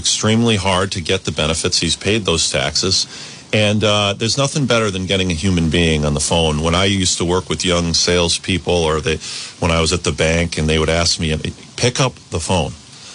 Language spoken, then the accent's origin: English; East Greenwich, Rhode Island, United States; I grew up in East Greenwich. I went to East Greenwich High School